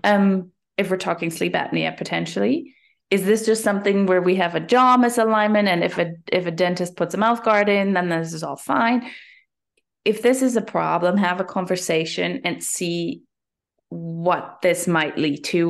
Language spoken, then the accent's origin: English; Germany; moved away as an adult; now in Canada; I'm originally from Germany.